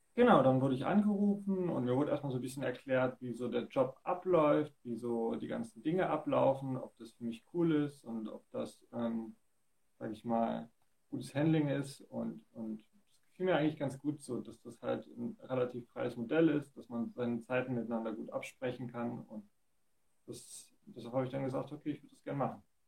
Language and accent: German; Dresden, Saxony, Germany; hier in meinem Heimatort in Dresden